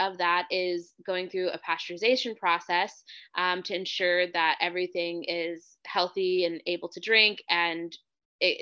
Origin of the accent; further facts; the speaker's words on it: Hanford, California, United States; I grew up in Central California in a town called Hanford.